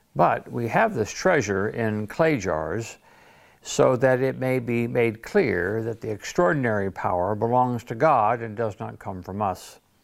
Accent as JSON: {"language": "English", "town": "Detroit", "region": "Michigan", "country": "United States", "tie": "born or raised there", "moved": "yes", "lives_now": "Sarasota, United States", "said": "I grew up in Detroit"}